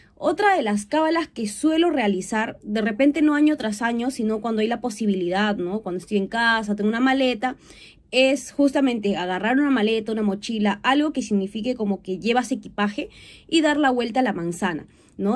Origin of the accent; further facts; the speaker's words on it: Huancayo, Junín, Peru; also born or lived in Lima / Chiclayo; viví la mayoría de mi infancia en esta provincia, viví 10 años, toda mi infancia realmente